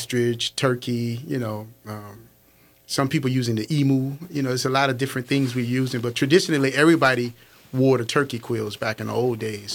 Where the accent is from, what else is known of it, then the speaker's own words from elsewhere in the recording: New Orleans, Louisiana, United States; I was just born and bred and born and raised in New Orleans carnival traditions